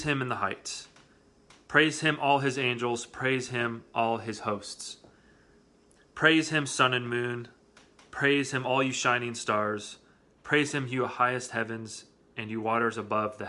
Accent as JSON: {"language": "English", "region": "Iowa", "country": "United States", "tie": "born or raised there", "moved": "yes", "said": "I grew up in flatland in Iowa"}